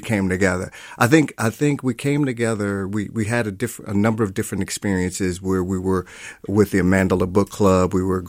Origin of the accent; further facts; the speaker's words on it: Milwaukee, Wisconsin, United States; And I grew up in Milwaukee.